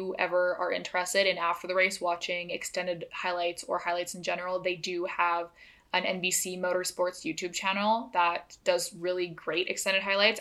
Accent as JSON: {"language": "English", "country": "Canada", "said": "As a Canadian"}